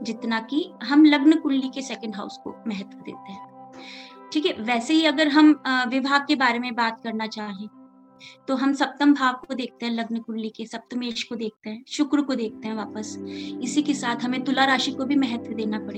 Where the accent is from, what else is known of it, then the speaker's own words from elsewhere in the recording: Jaipur, Rajasthan, India; मैं जयपुर राजस्थान से हूँ